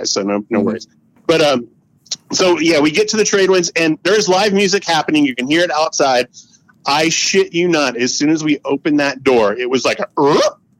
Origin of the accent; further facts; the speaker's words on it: St. Augustine, Florida, United States; I'm kind of from St. Augustine